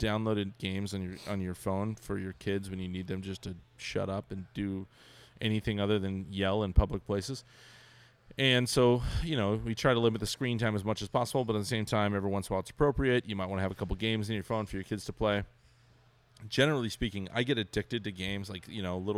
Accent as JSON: {"language": "English", "town": "Ventura", "region": "California", "country": "United States", "tie": "born or raised there", "moved": "yes", "lives_now": "San Diego, United States", "said": "I grew up in Ventura"}